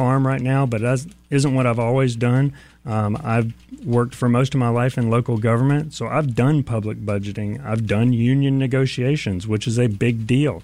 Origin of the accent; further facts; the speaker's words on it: Jacksonville, Florida, United States; I grew up in Jacksonville